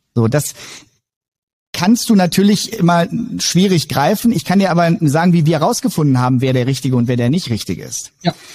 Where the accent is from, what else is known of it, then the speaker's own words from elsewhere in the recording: Wolfenbüttel, Lower Saxony, Germany; Bin ähm, gebürtiger Wolfenbüttler